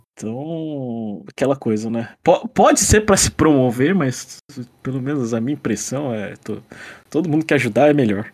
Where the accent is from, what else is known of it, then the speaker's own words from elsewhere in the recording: Brazil; now in Japan; notícias do Brasil, né? É, eu gosto porque me lembra o quanto, sei lá, tipo, de onde eu vim